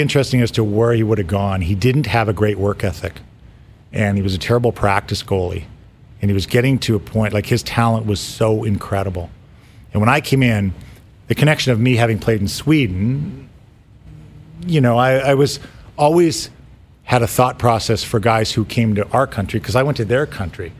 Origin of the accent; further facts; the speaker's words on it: Mississauga, Ontario, Canada; I grew up in Mississauga